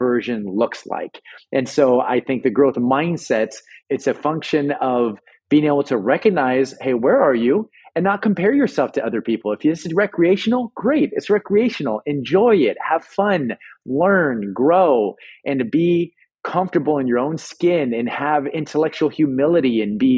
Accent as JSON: {"language": "English", "town": "Los Angeles", "region": "California", "country": "United States", "tie": "born or raised there", "said": "I'm born and raised in Los Angeles"}